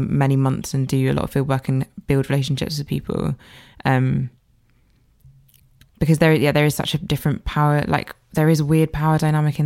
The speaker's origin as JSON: {"language": "English", "country": "Jamaica", "tie": "born or raised there", "moved": "yes", "lives_now": "United Kingdom", "said": "I was born in Jamaica, and I went back to see my family in January"}